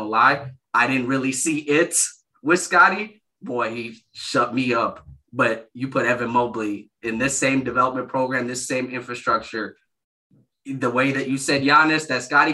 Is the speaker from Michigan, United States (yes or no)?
yes; Michigan, United States; I grew up in Michigan.